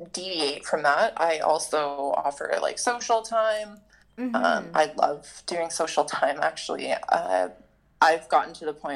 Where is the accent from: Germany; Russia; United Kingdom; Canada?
Canada; Southern Ontario; I grew up in Southern Ontario.